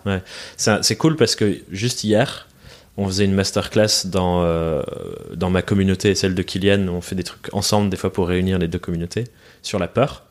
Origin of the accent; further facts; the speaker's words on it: France; also born or lived in England; suis, né en Angleterre. J'ai déménagé en France quand j'étais quand j'étais gosse